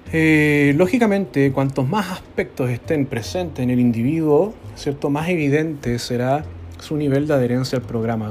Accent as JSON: {"language": "Spanish", "country": "Chile", "said": "Nosotros sabemos como chilenos"}